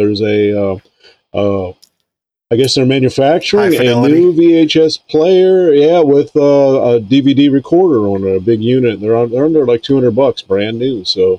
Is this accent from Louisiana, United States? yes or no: no; Lake Worth, Florida, United States; moved away; I was born in, Lake Worth, Florida. Okay. And, grew up there and, that's where pretty much I stayed the first 30 years of my adult life down in Florida.